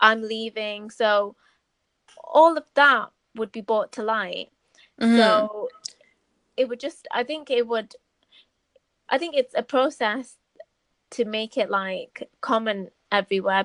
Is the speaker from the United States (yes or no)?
no; Manchester, North West England, United Kingdom; I'm from Manchester